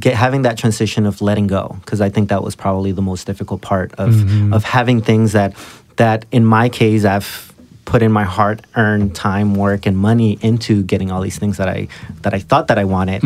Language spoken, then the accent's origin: English; Burbank, California, United States; I grew up in Burbank, California, which is a nicer area